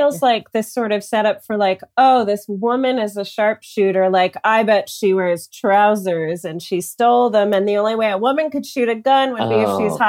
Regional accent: Chicago, Illinois, United States; moved away; I was born in Chicago.

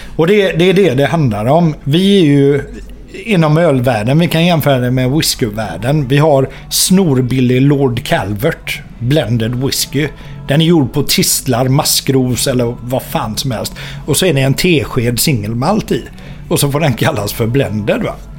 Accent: Gothenburg, Västra Götaland, Sweden; also born or lived in Partille; Jag är ju uppväxt mitt inne i stan. Jag är ju uppväxt på Avenyn och Andra Långgatan

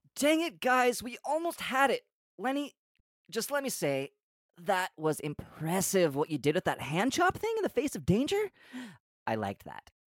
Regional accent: United States; I grew up sixty miles from the border

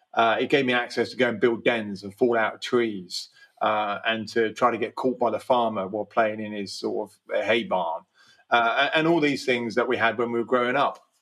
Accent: Slough, South East England, United Kingdom; I grew up in Slough

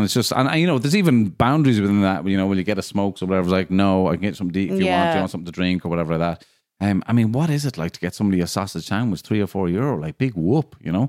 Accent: Ireland

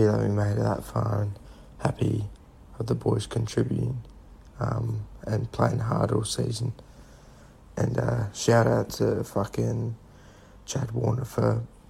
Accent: South Australia, Australia; now in Melbourne, Australia; here in Melbourne, but originally I'm from South Australia

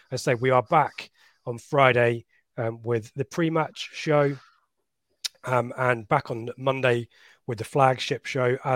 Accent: Oldham, North West England, United Kingdom; Lee, I'm from Oldham, but a town sport of my life.

